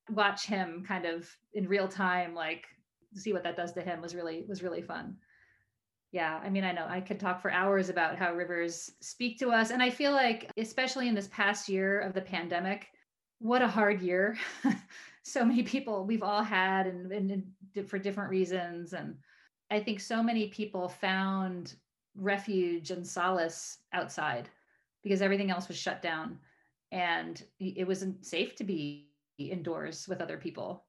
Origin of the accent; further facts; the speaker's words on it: Maryland, United States; the creek behind my house growing up in Maryland